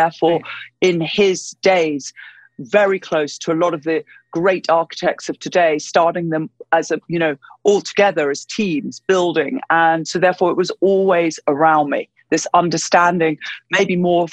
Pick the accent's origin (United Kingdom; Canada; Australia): United Kingdom; London; I was born in London, in the UK, and I grew up essentially in London